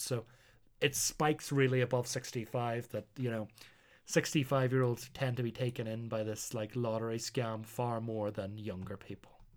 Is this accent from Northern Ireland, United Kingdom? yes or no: yes; Northern Ireland, United Kingdom; I'm Northern Irish